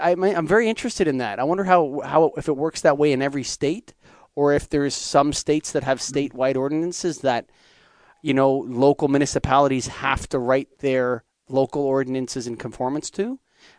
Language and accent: English; Canada